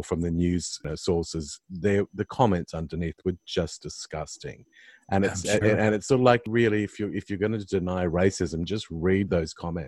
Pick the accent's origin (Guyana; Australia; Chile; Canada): Australia; being an Australian myself